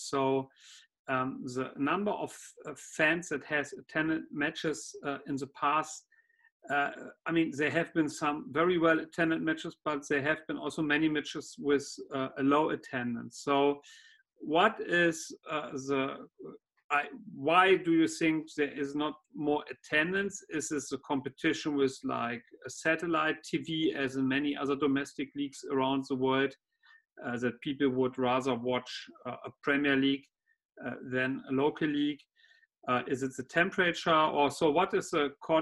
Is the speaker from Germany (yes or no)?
yes; Germany; moved away as an adult; now in Qatar; from growing up in Germany